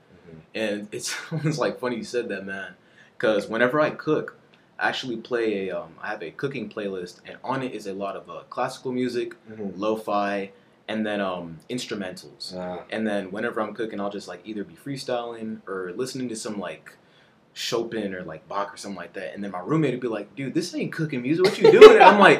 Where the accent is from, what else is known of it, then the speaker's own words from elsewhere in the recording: Belize; now in United States; So I grew up in Belize, and they didn't really freestyle too much over there in like my home country.